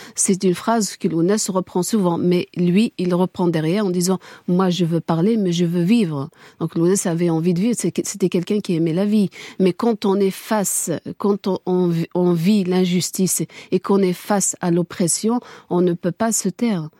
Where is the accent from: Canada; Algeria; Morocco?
Algeria; Kabylie; first language Kabyle; French is a second language; je, suis Kabyle. Je parle Kabyle. Ma langue maternelle est Kabyle